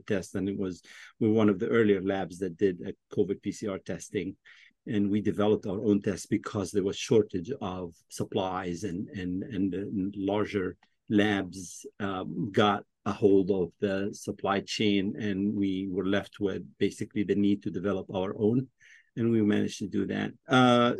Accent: Egypt; moved away as an adult; also born or lived in Washington, D.C.; now in United States; I was born in Washington, D.C., but I grew up in Egypt.

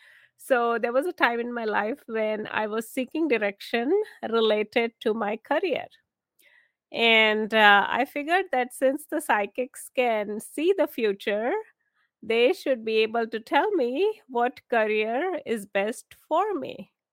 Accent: India; moved away as an adult; now in United States; I was actually born and raised in India. I came here to the US to do my master's.

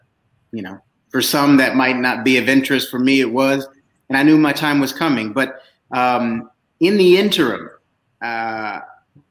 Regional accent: Des Moines, Iowa, United States; Des Moines, Iowa

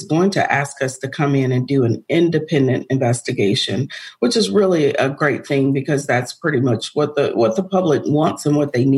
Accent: the North, United States; now in Georgia, United States; I'm not actually. I'm from up north. I'm a Yankee.

